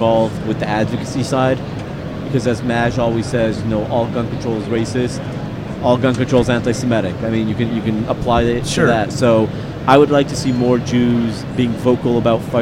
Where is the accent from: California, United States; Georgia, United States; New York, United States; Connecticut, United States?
California, United States; Los Angeles; moved away as an adult; now in Texas, United States; I was originally from Los Angeles, but I moved to Texas 4.5 years ago